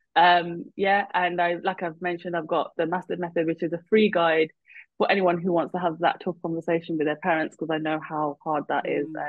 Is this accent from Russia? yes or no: no; United Kingdom; we're Indian and I'm Punjabi, and then but I'm also British